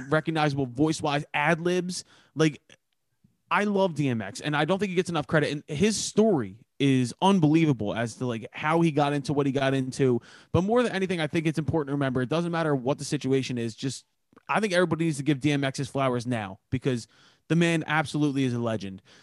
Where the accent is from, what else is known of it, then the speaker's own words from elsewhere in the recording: Philadelphia, Pennsylvania, United States; I'm from Philadelphia